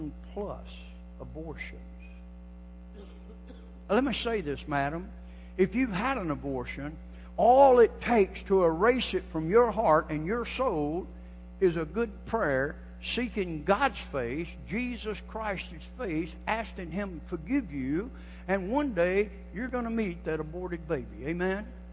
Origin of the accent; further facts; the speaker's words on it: Georgia, United States; I'm from Georgia. I was born and raised a Georgia cracker